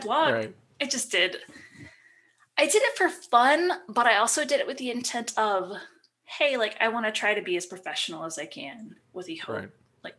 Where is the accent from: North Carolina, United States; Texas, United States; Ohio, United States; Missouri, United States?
Ohio, United States; I'm from Ohio